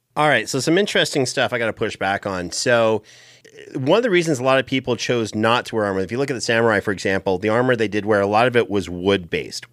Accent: Canada; where I grew up in Canada

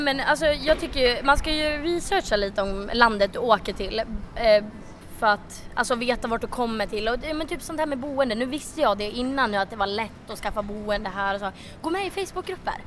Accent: Sweden; vi är ju svenskar

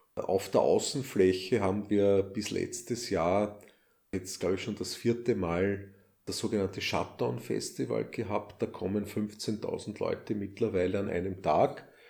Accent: Styria, Austria; accent: Styrian; meinen scheinbar steirischen Akzent, meinen steirischen englischen Akzent

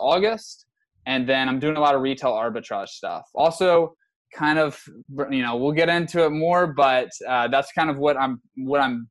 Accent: San Antonio, Texas, United States; also born or lived in Lubbock, Texas; I'm from San Antonio originally

